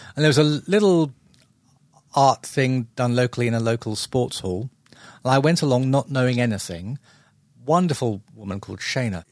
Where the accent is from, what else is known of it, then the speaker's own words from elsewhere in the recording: London, United Kingdom; also born or lived in Epsom / Muswell Hill, London; I was originally from South London, um, Epsom Way. So I was almost literally born in a stable.